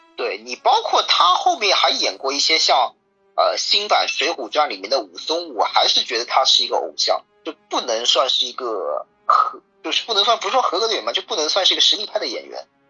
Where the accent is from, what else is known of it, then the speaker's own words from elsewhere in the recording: Shanghai, China; 我们上海